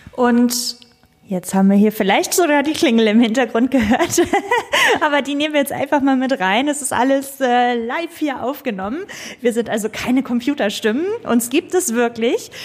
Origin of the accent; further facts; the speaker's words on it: Schleswig-Holstein, Germany; meinem Heimatland Schleswig-Holstein